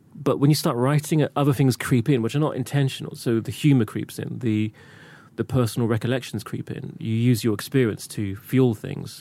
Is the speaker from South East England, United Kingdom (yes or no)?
yes; Reading, South East England, United Kingdom; I grew up in Reading